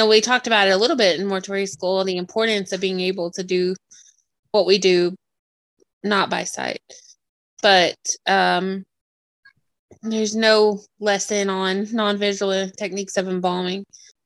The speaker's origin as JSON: {"language": "English", "area": "the South", "region": "Tennessee", "country": "United States", "tie": "born or raised there", "also_born_or_lived": "New Hampshire", "moved": "yes", "said": "growing up in the South"}